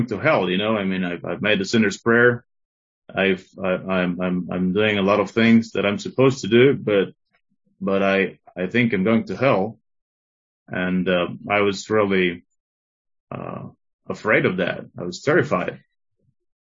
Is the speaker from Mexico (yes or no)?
yes; Tlaxcala, Mexico; also born or lived in Mexico City; when I was about 4 to 5 years old, we came to live from Mexico City here to Tlaxcala, to this small state and small city